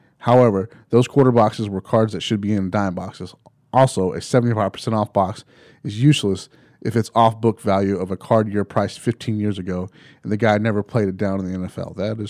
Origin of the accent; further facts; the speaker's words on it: Morgan, West Virginia, United States; Then I was recently thinking about my hometown of Morgan, West Virginia.